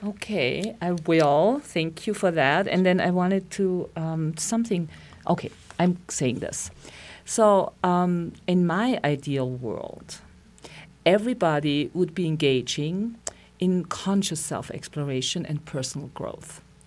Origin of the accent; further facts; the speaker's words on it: Austria; moved away as an adult; now in Santa Fe, United States; I, I'm from Austria and I came to beautiful Santa Fe twenty-six years ago.